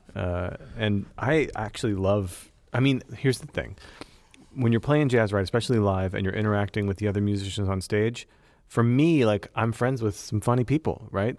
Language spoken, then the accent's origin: English; United States; I'm American